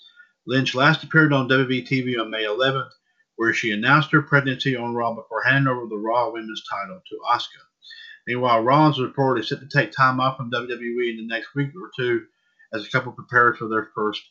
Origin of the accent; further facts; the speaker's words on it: Scotland, United Kingdom; I don't know. I'm from Scotland. I've seen the sword store.